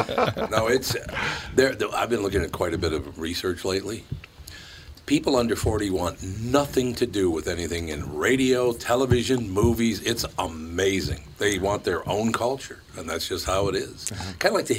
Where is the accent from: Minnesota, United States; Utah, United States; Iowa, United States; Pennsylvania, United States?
Minnesota, United States; Minneapolis; I grew up in North Minneapolis.